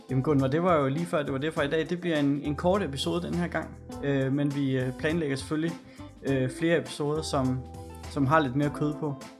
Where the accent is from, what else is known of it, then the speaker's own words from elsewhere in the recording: Gørlev, Zealand, Denmark; hvor jeg kommer fra ude ved Gørle